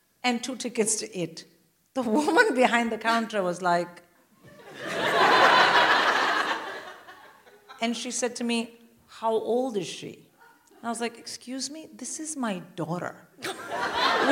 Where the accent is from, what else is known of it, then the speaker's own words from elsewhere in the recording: India; I'm Indian